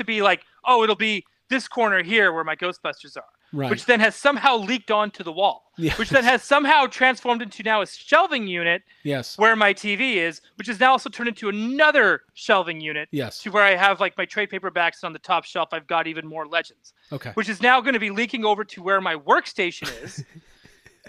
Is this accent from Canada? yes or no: yes; Canada; I'm Canadian